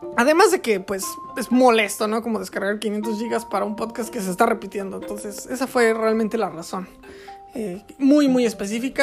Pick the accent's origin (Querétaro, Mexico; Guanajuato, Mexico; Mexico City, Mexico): Querétaro, Mexico; moved away; yo vivo en Querétaro, o bueno, viví en Querétaro, o soy de Querétaro, que es en México